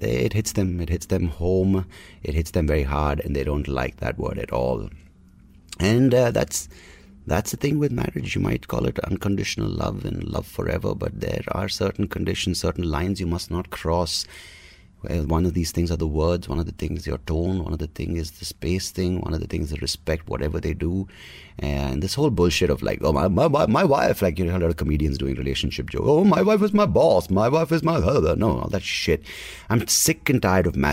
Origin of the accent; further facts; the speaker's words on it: Bangalore, Karnataka, India; I grew up in Bangalore speaking English. I am a Kannada guy